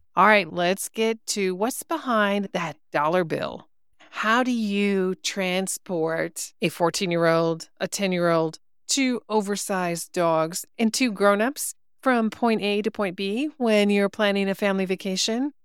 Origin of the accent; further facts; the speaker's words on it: Wisconsin, United States; I'm a cheesehead by birth, as they say. I grew up in Wisconsin, not Milwaukee